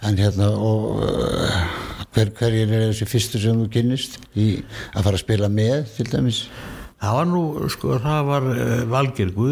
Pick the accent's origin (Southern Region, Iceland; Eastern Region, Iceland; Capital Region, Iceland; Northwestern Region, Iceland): Capital Region, Iceland; Reykjavík; now in Hafnarfjörður, Iceland; ég óst upp í Reykjavík og... Já. En svo flutti ég aftur í Hafnafyrði.